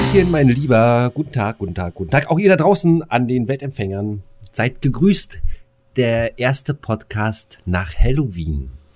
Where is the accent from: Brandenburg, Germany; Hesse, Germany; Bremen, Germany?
Brandenburg, Germany; Bad Freienwalde